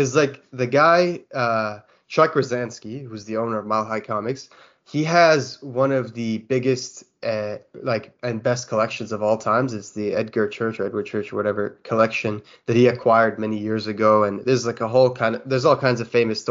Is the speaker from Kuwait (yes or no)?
yes; Kuwait; I'm from Kuwait